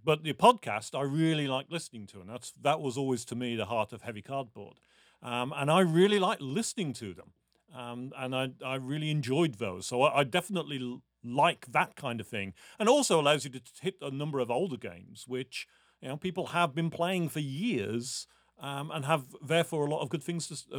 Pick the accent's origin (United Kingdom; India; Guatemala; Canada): United Kingdom; I'm British. We don't get enthusiastic about thumbs.